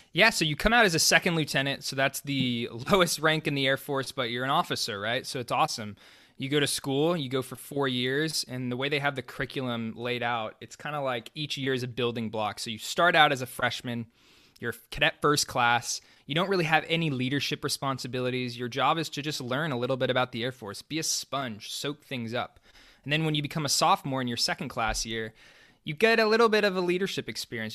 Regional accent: Dallas, Texas, United States; moved away; I grew up in Dallas, Texas

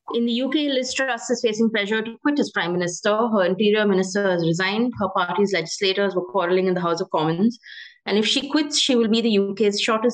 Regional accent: Tamil Nadu, India; my home state, which is the Tamil Nadu

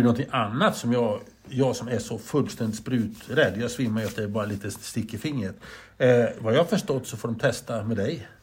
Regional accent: Grycksbo, Dalarna County, Sweden; Vi är uppväxta i Grycksbo du och jag

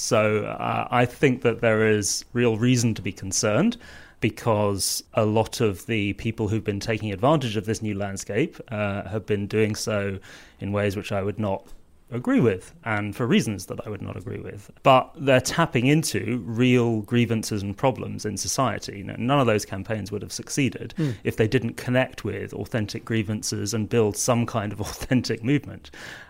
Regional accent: South East England, United Kingdom; now in London, United Kingdom; I'm a global villager and a villager, both in the village that I grew up in Surrey and in the village that I live in now in South London.

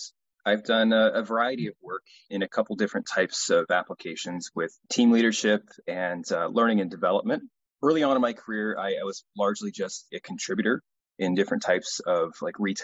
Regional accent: Pacific Northwest, United States; So I'm from the United States, and I grew up in the Pacific Northwest

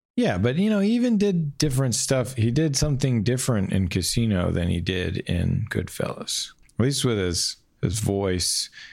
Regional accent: New York City, New York, United States; also born or lived in Queens; I grew up in Manhattan

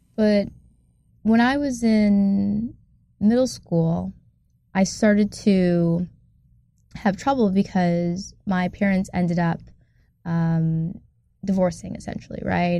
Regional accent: Ann Arbor, Michigan, United States; I'm from a town in Michigan called Ann Arbor

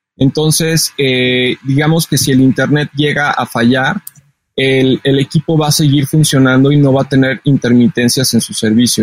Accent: Mexico City, Mexico; soy originario de la Ciudad de México

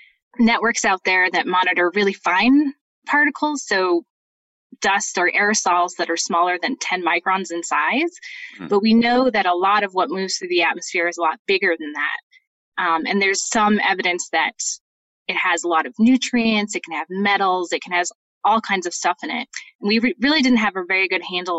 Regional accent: British Columbia, Canada; moved away as an adult; also born or lived in Montreal, Canada / Boulder, Colorado, United States; now in Utah, United States; I was born in Montreal, and then my family moved to British Columbia, where I did finished my first two degrees at Simon Fraser University

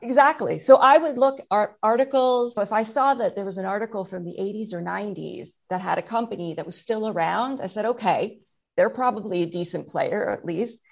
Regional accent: Canada; I'm Canadian, so we just didn't have the opportunity to get much sun

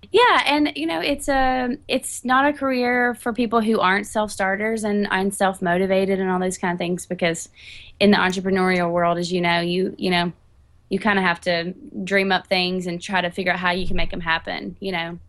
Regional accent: Catawba, North Carolina, United States; moved away as an adult; now in Nashville, United States; I'm from North Carolina. I grew up in a teeny tiny town called Catawba, and I've been in Nashville for a little over 10 years

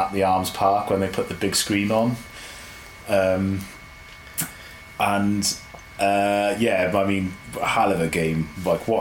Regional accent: Cardiff, Wales, United Kingdom; Growing up in Cardiff

